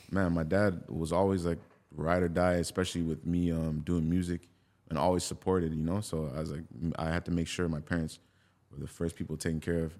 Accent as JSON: {"language": "English", "country": "Jamaica", "said": "I'm Jamaican. I grew up on dancehall music"}